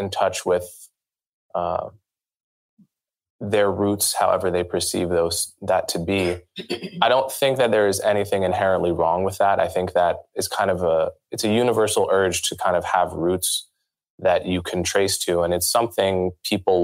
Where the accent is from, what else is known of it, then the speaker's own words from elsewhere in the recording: New York, United States; in New York where I live, where I'm from